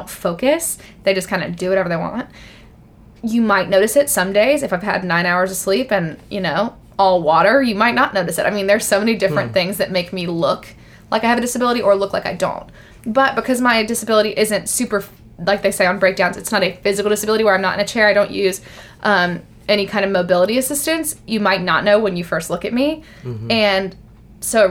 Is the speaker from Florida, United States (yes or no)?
no; Birmingham, Alabama, United States; moved away; where I'm from in Birmingham, Alabama